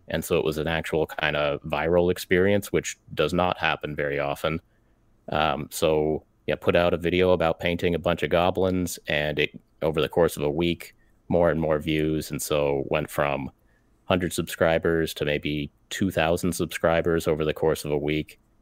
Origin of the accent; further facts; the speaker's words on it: United States; an American mini painter